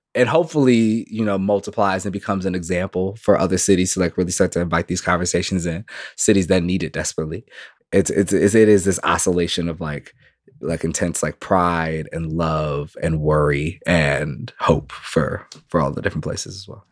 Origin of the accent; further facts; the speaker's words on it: Minneapolis, Minnesota, United States; I'm very much born here.